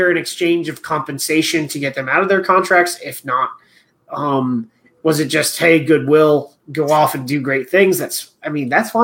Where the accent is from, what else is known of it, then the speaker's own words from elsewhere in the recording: United States; being an American